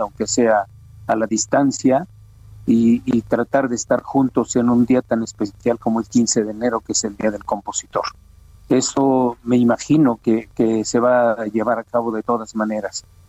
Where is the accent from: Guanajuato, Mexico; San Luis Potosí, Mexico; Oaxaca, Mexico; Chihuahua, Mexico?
Oaxaca, Mexico; a Oaxaca, a mi tierra